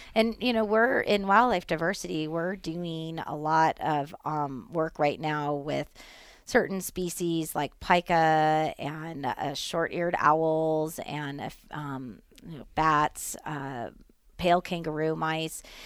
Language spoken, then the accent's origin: English; Nevada, United States; as Nevadans, as well as, you know, citizens of our country